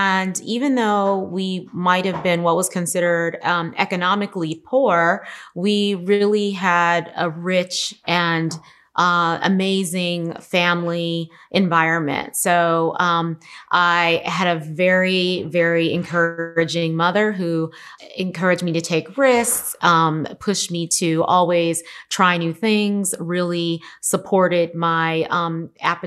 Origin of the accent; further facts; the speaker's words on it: Los Angeles, California, United States; I grew up in South Central Los Angeles, which has now been rebranded South